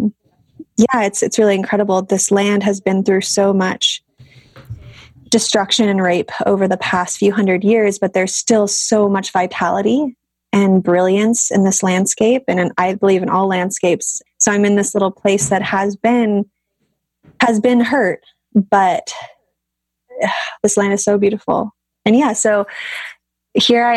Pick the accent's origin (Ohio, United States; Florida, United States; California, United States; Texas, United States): California, United States; Southern; moved away; I grew up in Southern California. I was very much a SoCal gal